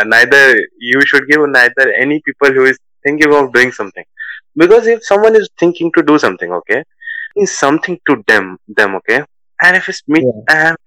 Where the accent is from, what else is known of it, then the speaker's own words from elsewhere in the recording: Hindi belt of India, India; Hindi is like because I'm from Hindi belt of India, and English is because I'm from India